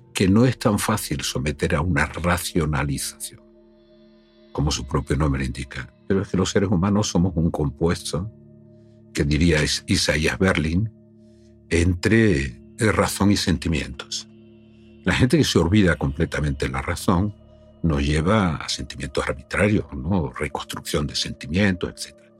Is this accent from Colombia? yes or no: no; Spain; soy un español hablando con un alemán